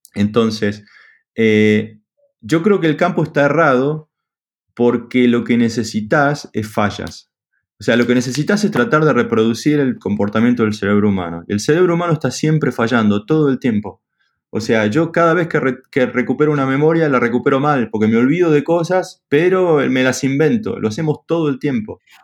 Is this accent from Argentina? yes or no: yes; Argentina; soy argentino